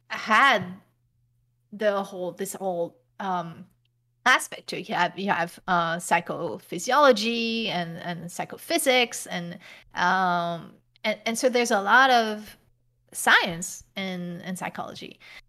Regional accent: France; English is a second language; The reason why is because I grew up in France, and France higher education is free.

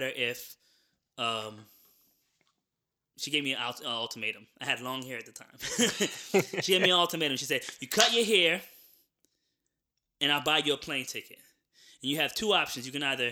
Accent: New Jersey, United States; moved away as an adult; also born or lived in Florida; now in Atlanta, United States; I was born in Florida. I lived out there for maybe, you know, the first 6 or 7 years of my life. And then I moved to New Jersey.

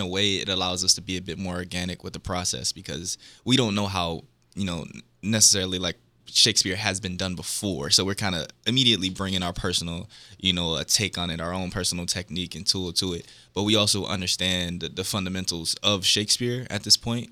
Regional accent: Milwaukee, Wisconsin, United States; Milwaukee, Wisconsin.

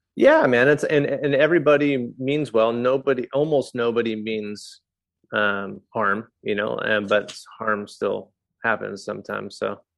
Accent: California, United States; moved away as an adult; also born or lived in New England; now in Exeter, United States; I'm a Californian.

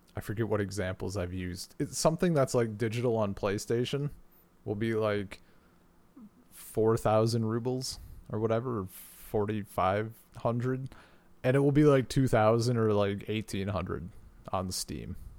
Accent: United States; moved away as an adult; the internet I have now is faster than anything that is currently available in my hometown in America.

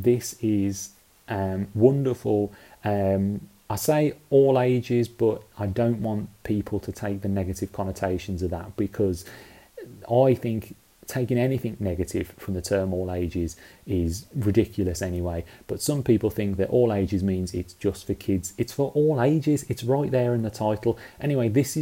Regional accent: United Kingdom; as you can tell by my accent, I grew up in the UK.

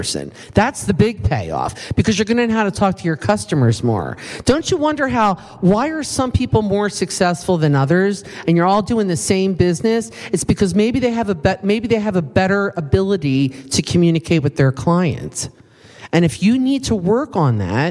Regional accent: East Coast, United States; accent: East Coast; moved away; my East Coast accent that I know I still have after many years

